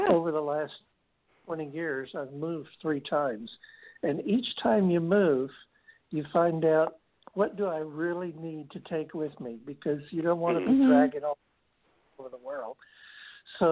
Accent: United States; growing up in America

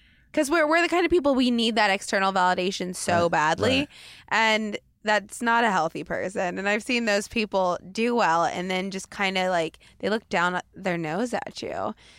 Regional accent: Portland, Oregon, United States; Like, I felt that from Portland. I came from Portland.

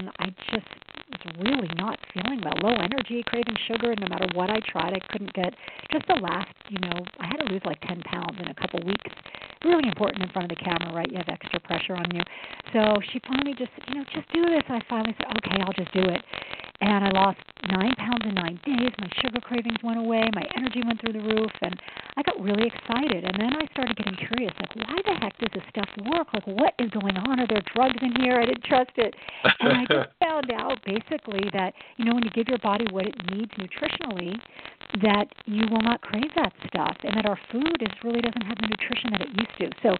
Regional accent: New York City, New York, United States; moved away; also born or lived in Brooklyn, New York / Queens, New York; we lived in the city from when I can remember on the Upper West

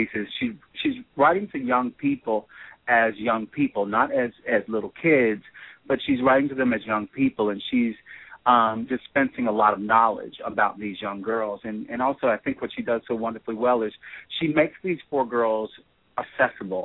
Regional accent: Birmingham, Alabama, United States; I was born in Birmingham in 1963, not too far from where the bombing actually took place.

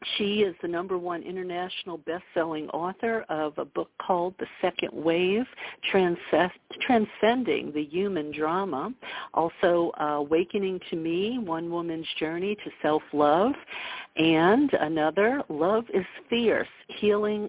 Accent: the South, United States; I'm from the South.

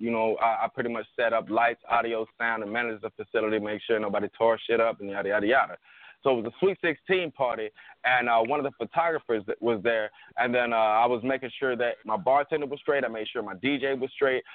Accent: Atlanta, Georgia, United States; I'm from the hood. I'm from Bankhead

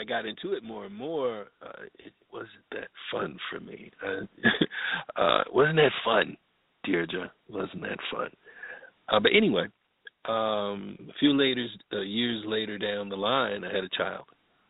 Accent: Bloomfield, Connecticut, United States; also born or lived in Riverside, California; I was born in Riverside. I was born in Riverside, California. I was an Air Force baby. And moved to Connecticut, moved to Hartford, Connecticut. Actually, it's Bloomfield, Connecticut for the Connecticuters out there. Stayed there until I was 10 years old.

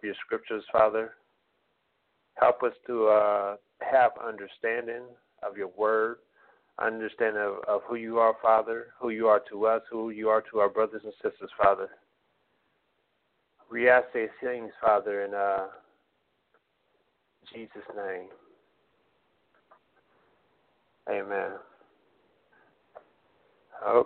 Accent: United States; first language English; born and raised in America

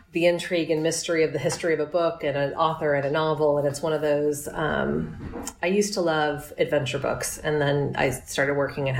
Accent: New York, United States; New York. I'm a New Yorker

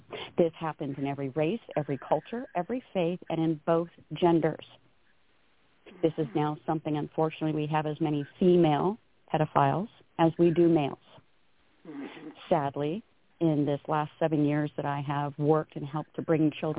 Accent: Downey, California, United States; moved away as an adult; now in Sacramento, United States; I was born in Downey, but I was born and raised in L.A. County, California. I have lived in Sacramento these last, my gosh, almost 40-some-odd

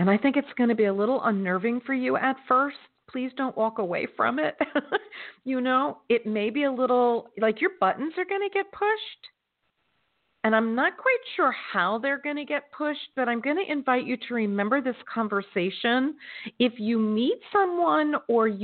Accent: Florida, United States; my home state of Florida

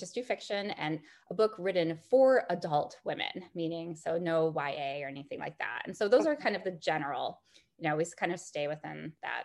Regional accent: Chicago, Illinois, United States; now in San Francisco, United States; I'm formerly from Chicago

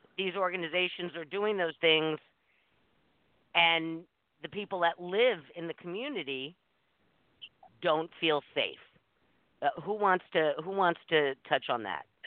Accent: New York City, New York, United States; moved away; I grew up in New York City in the 60s and 70s

